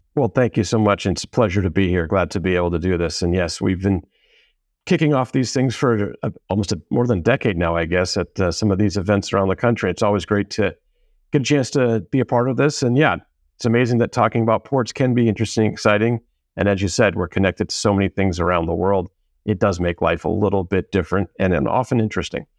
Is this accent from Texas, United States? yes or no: no; Southern California, United States; also born or lived in East Coast / Boston; I went to junior high and high school out here in Southern California